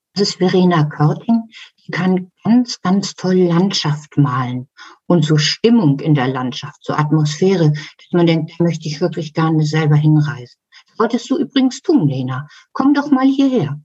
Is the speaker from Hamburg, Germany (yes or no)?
yes; Hamburg, Germany; als Kind in der Schule gelernt. In Hamburg